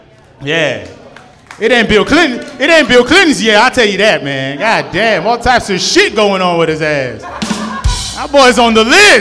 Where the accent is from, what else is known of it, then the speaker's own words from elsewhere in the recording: Nigeria; born there; I was born in Nigeria.